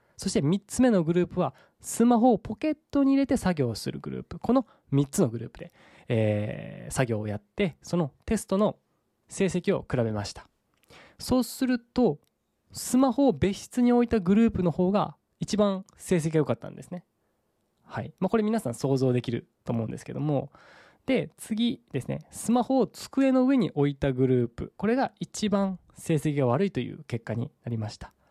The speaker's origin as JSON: {"language": "Japanese", "region": "Saga", "country": "Japan", "tie": "born or raised there", "said": "僕の地元である佐賀県"}